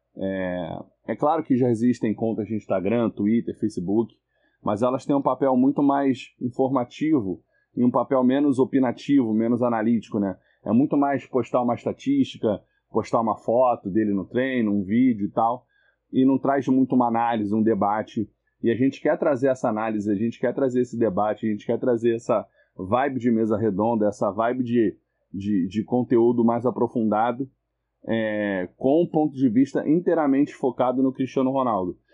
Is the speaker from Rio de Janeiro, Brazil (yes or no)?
yes; Rio de Janeiro, Brazil; eu sou do Rio de Janeiro